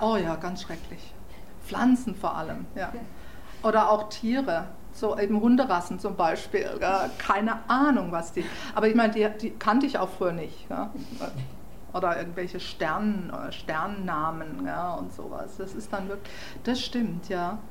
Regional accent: Freiburg, Baden-Württemberg, Germany; accent: German; first language German; moved away as an adult; now in New York, United States

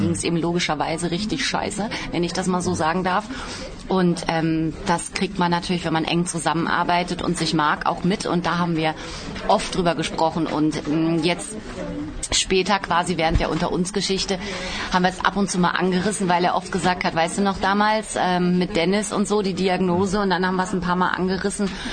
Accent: Baden-Baden, Baden-Württemberg, Germany; Ich komme aus Badebade.

